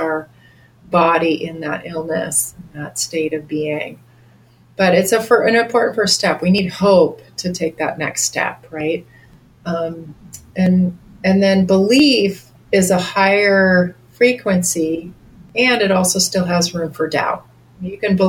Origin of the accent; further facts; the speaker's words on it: Bozeman, Montana, United States; I came back to my hometown of Bozeman